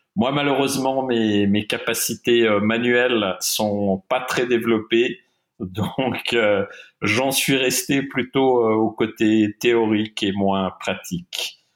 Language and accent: French; Geneva, Switzerland; also born or lived in German-speaking Switzerland; j'ai grandi partiellement à Genève, donc en Suisse romande, et partiellement euh, en Suisse alémanique. Je suis bilingue euh, de, parents germanophones.